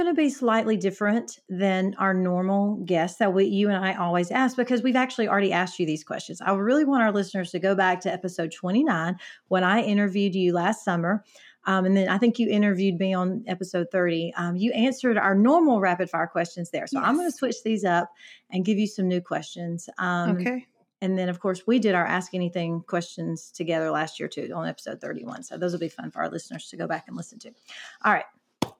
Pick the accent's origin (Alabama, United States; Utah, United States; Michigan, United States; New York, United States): Alabama, United States; even though you're from Philadelphia, I'm from Alabama, different communities, different life experiences.